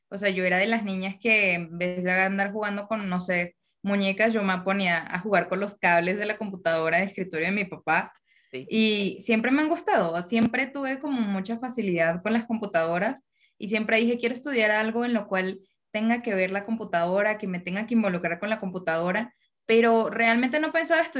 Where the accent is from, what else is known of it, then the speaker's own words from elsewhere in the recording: Venezuela; Hasta que llegó un punto que dije, voy a poner un cartel en la pared que diga, soy venezolana.